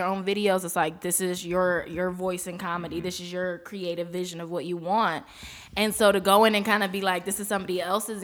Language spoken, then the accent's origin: English; East Coast, United States; We're all from the East Coast